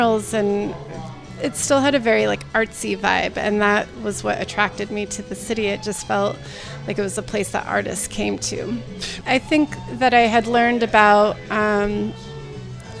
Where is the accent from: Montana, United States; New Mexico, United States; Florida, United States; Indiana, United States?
New Mexico, United States; moved away as an adult; also born or lived in Santa Barbara, California; now in San Francisco Bay Area, United States; I grew up in New Mexico